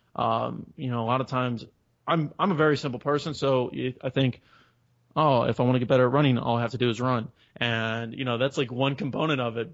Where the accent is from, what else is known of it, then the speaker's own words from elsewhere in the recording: Chicago, Illinois, United States; moved away as an adult; now in San Diego, United States; I grew up in Chicago.